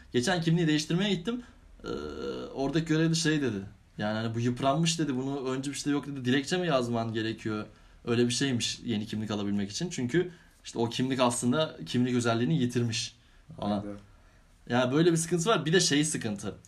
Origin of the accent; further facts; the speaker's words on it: Istanbul, Turkey; ben İstanbulluyum. Ha, yedi, gö- yedi göbek İstanbulluyuz.